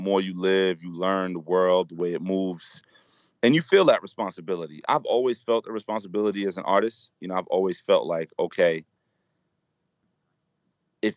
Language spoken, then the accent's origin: English; New York City, New York, United States; where I grew up in Brooklyn